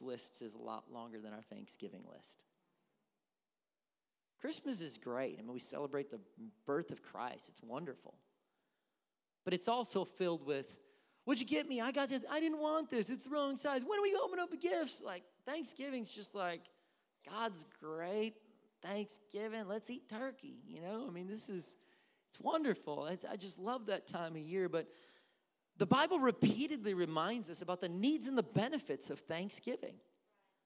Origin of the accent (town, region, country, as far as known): Missouri, United States; accent: Southern; now in Wisconsin, United States